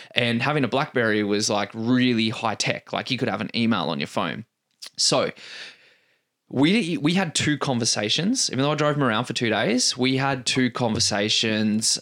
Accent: Canberra, Australian Capital Territory, Australia; moved away as an adult; now in Perth, Australia; I moved away from Canberra I think 14 years ago

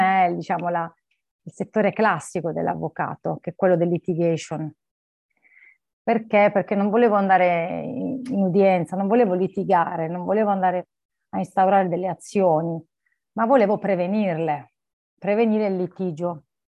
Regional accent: Barletta, Apulia, Italy; moved away as an adult; also born or lived in United Kingdom; now in Milan, Italy; io nasco in Italia, nasco in Puglia, sono di origini, sono di Barletta originaria, nasco lì

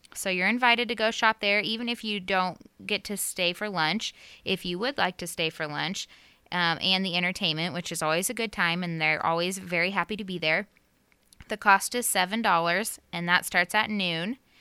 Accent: Knoxville, United States; born or raised there; moved away

